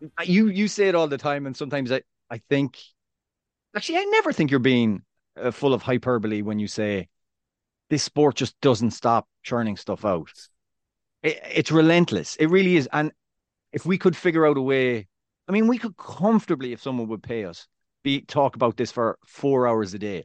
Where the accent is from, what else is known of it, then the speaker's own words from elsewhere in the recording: Ireland; moved away as an adult; now in United States; I'm, I'm Irish